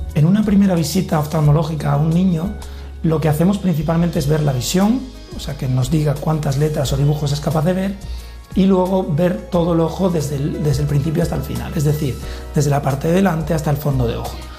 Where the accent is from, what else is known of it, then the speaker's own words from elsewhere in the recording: Villanueva de la Serena, Extremadura, Spain; Yo, es mi pueblo